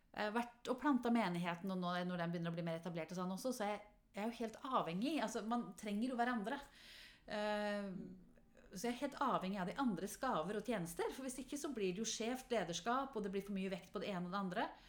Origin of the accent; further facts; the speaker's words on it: Halden, Østfold, Norway; also born or lived in Ålgård; now in Oslo, Norway; vokste jeg opp i Halden